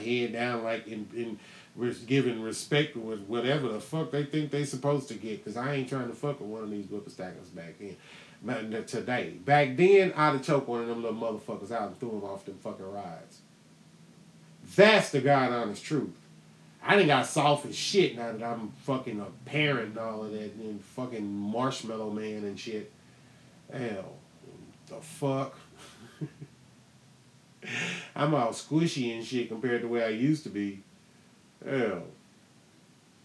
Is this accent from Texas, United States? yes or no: yes; Houston, Texas, United States; I'm from Houston